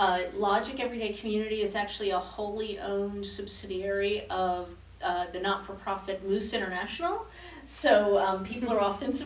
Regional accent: Denver, Colorado, United States; also born or lived in New Jersey; now in Louisville, United States; No, I'm actually not originally from Louisville. I'm actually from New Jersey and from Denver, Colorado. But I am now officially a Louisville resident.

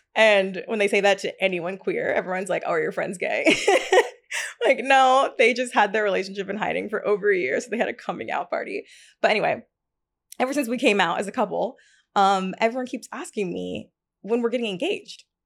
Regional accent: Tennessee, United States; also born or lived in Hackensack, New Jersey / Atlanta, Georgia; now in Brooklyn, United States; I was actually born there in Hackensack, but I only lived there for, like, literally a week, and then my family moved to Tennessee.

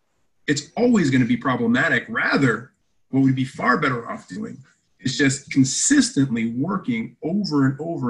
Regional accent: Canada; I'm Canadian

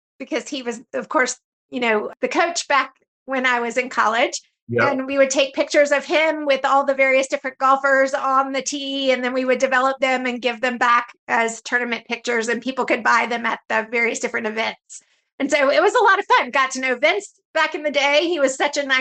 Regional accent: Stone Mountain, Georgia, United States; I grew up in Stone Mountain, Georgia

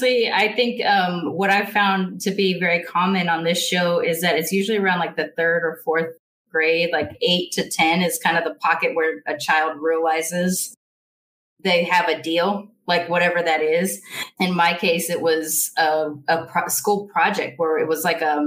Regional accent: United States; I'm American

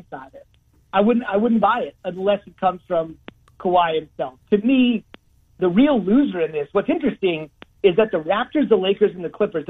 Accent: New Jersey, United States; And I was growing up in New Jersey

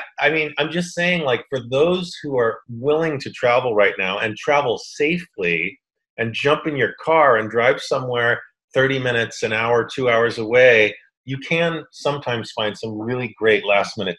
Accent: Boston, Massachusetts, United States; moved away; I grew up in Boston

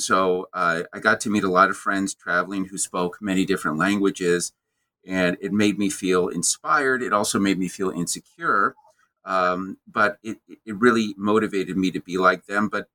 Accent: the American Midwest, United States; growing up in the American Midwest where the winters are cold

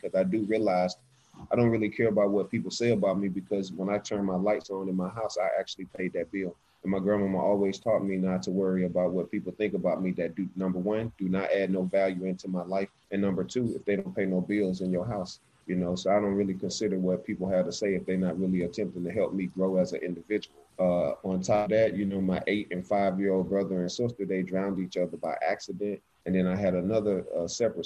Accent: Alexander City, Alabama, United States; I am from Alexander City, Alabama. That's where I was born

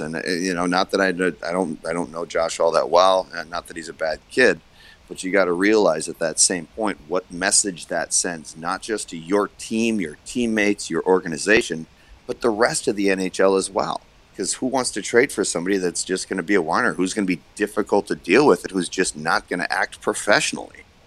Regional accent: United States; as an American

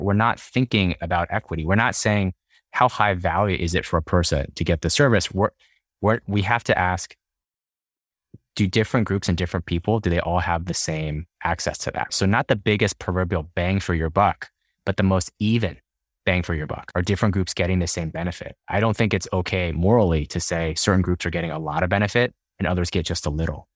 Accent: Dallas, Texas, United States; moved away as an adult; also born or lived in Houston, Texas / Boston, Massachusetts; Yeah, I'm from Texas. Born and raised in Dallas

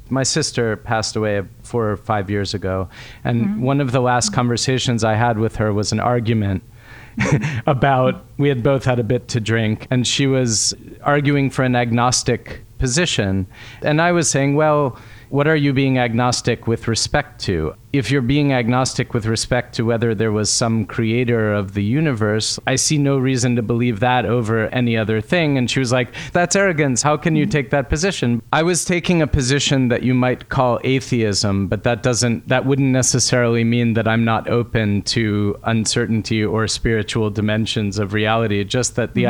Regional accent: United States; I grew up in America

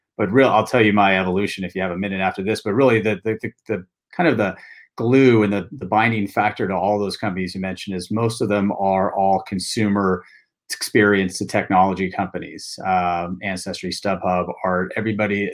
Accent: Bay Area, California, United States; since I've been a little boy growing up in the Bay Area

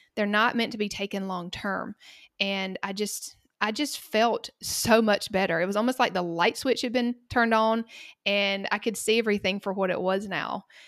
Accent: Cochran, Georgia, United States; accent: Southern; I live in a very small town called Cochrane in the middle of the state of Georgia, and this is where I grew up

